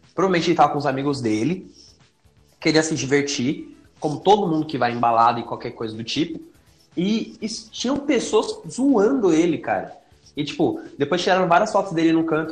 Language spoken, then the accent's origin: Portuguese; Guarulhos, São Paulo, Brazil; Eu nasci em São Paulo. Eu fui pra Guarulhos quando era pequenininho. Eu tinha uns 4 anos quando eu morei pra Guarulhos.